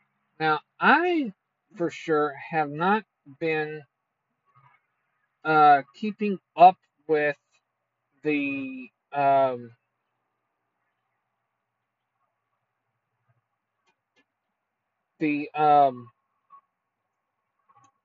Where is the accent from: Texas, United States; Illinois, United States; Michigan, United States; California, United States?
Texas, United States; Port Arthur; my hometown of Port Arthur